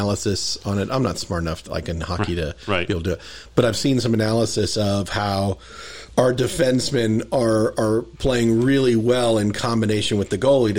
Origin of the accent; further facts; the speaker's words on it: Las Vegas, Nevada, United States; I grew up here in Vegas.